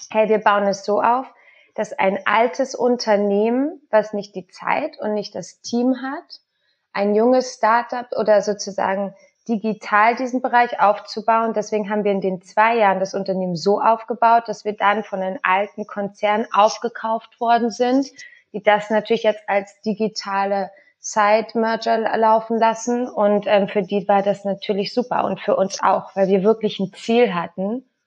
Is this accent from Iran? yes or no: no; Spain; now in Berlin, Germany; Also ich bin in Spanien aufgewachsen, kann auch nur Deutsch wegen meiner Mutter.